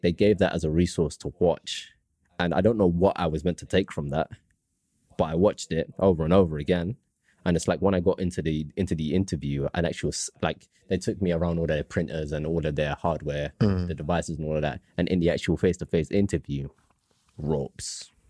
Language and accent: English; London, United Kingdom; was born in London